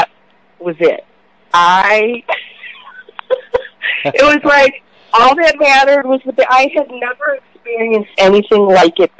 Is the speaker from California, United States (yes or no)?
no; Illinois, United States; I grew up in Illinois